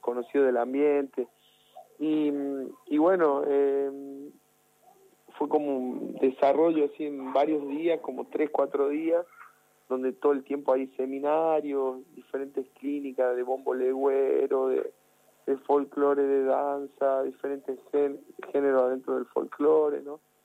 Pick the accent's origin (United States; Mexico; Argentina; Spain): Argentina; Jujuy; la provincia de Jujuy, con mostrar eh, mi identidad, de dónde vengo